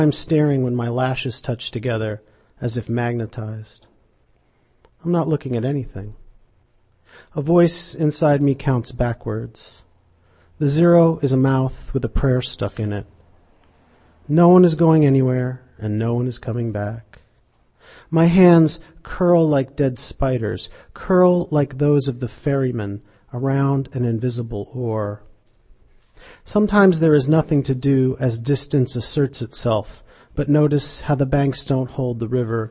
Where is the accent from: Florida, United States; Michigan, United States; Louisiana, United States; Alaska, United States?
Alaska, United States; Fairbanks; moved away; I grew up in Alaska, in Fairbanks, Alaska